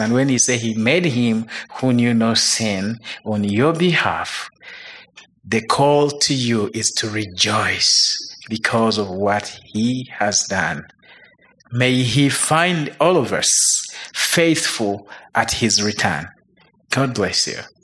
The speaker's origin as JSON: {"language": "English", "country": "Uganda", "tie": "born or raised there", "moved": "as an adult", "lives_now": "United States", "said": "I grew up in Uganda"}